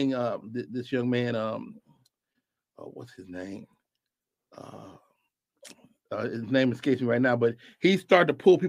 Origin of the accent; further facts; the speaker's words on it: Chicago, Illinois, United States; Robin is from my hometown. You know, we are all from the Midwest, from Chicago.